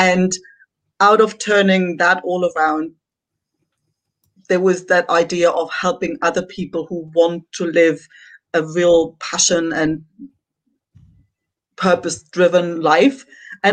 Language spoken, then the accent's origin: English; Germany; moved away as an adult; also born or lived in south of Spain; now in Spain; I'm originally from Germany.